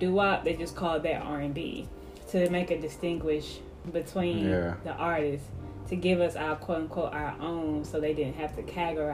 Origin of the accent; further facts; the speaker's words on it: Mobile, Alabama, United States; I'm from Mobile, Alabama